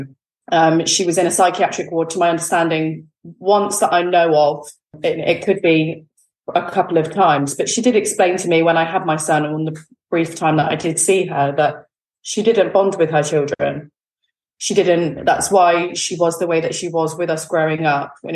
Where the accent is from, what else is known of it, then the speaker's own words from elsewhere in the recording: Exmouth, South West England, United Kingdom; also born or lived in Newton Abbot; So I now live in Newton Abbot. I grew up actually in Exmouth, which is a seaside town in Devon